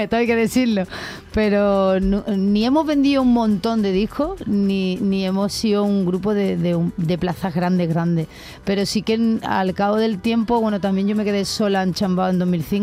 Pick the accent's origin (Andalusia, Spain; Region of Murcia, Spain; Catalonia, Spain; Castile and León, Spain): Andalusia, Spain; Málaga; soy de Málaga